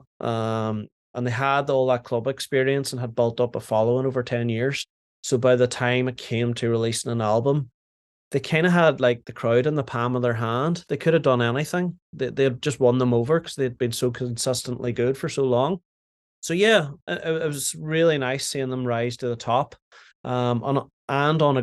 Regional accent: Derry, Northern Ireland, United Kingdom; moved away as an adult; also born or lived in Manchester; where I grew up in Derry, it was just hip hop and like R&B

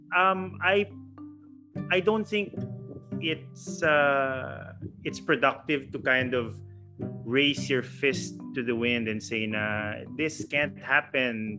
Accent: Philippines; I'm a Filipino

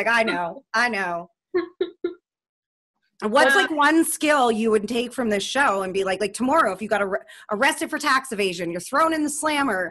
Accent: Vancouver, British Columbia, Canada; I grew up in Vancouver.

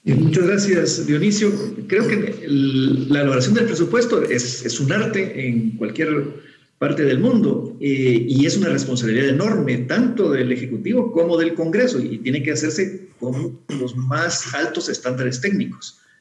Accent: Guatemala

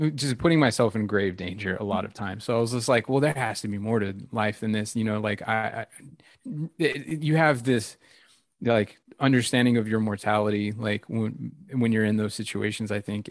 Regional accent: Victorville, California, United States; moved away; my hometown of victorville middle of nowhere desert in california in the mojave

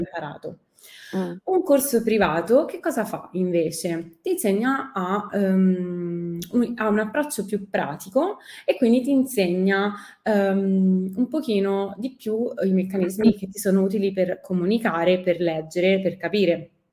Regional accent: Rome, Lazio, Italy; first language Italian; sono partita da Roma, che è la mia città

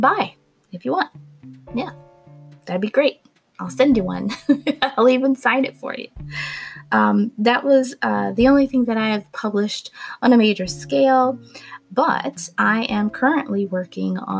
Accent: Gainesville, Florida, United States; moved away as an adult; also born or lived in Missoula, Montana; I'm originally from Gainesville, Florida

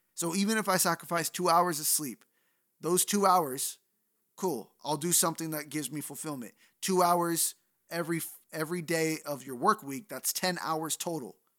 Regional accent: Bay Area, California, United States; I'm from the Bay Area

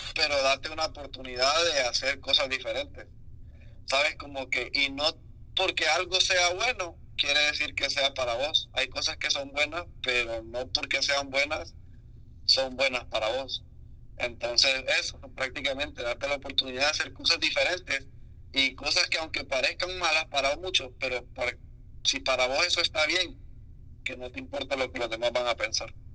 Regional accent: San Pedro Sula, Cortés, Honduras; also born or lived in La Lima, Honduras; Yo toda mi vida viví en San Pedro desde que tengo como años y meses, pero no nací en San Pedro, yo nací en Lima.

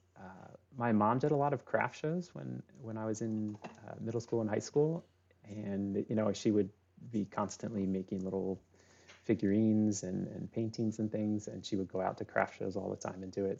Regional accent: Lancaster, Pennsylvania, United States; moved away as an adult; also born or lived in Annapolis, Maryland / Wilmington, Delaware; I grew up in, uh, in the Northeast, um, so I lived in Annapolis for a while. I lived in, uh, Lancaster, Pennsylvania

